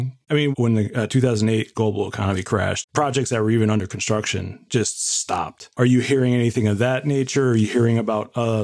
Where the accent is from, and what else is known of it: United States